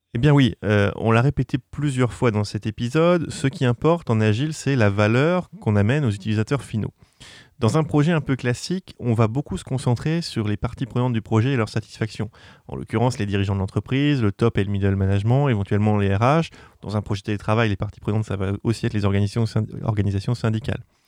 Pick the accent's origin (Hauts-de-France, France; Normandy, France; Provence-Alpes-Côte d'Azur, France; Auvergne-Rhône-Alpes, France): Normandy, France; je suis normand d'origine